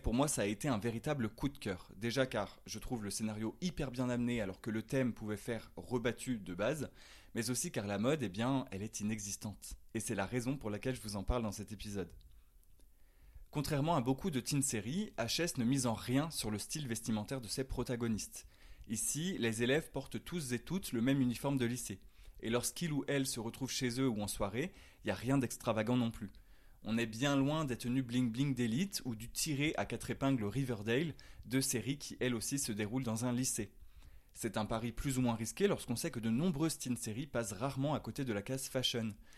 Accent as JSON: {"language": "French", "country": "France", "accent": "French", "said": "mon French accent"}